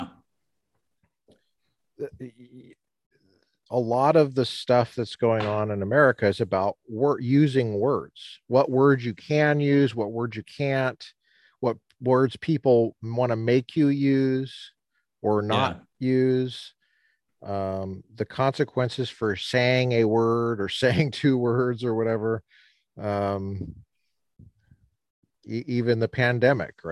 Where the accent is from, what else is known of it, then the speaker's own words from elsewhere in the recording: Colorado, United States; I'm a native Coloradan.